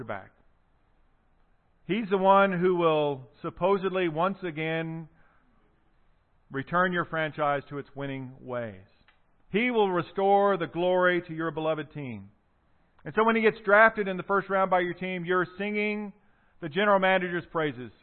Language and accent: English; South Carolina, United States; the Deep South, so South Carolina, you know, where I'm from